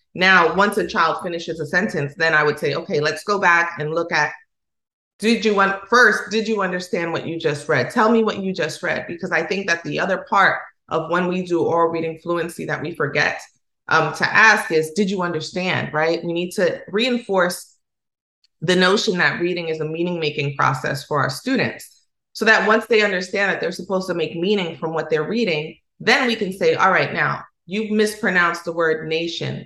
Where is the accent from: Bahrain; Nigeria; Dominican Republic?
Dominican Republic; accent: Dominican Spanish; first language Spanish; English is a second language; how we communicate in Dominican Republic. When I get around people who speak academic Spanish, I choke up. I do because I know that I cut my S's off. I know that my R's sound like L's sometimes.